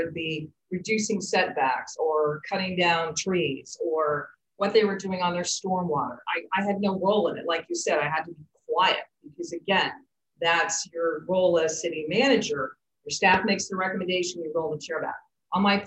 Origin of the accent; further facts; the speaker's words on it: Tampa Bay, Florida, United States; also born or lived in New Smyrna Beach, Florida; move back to what I consider to be my hometown in terms of Tampa Bay